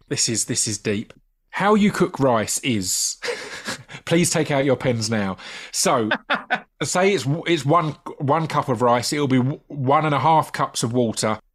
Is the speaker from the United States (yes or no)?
no; United Kingdom; a British takeaway obsessive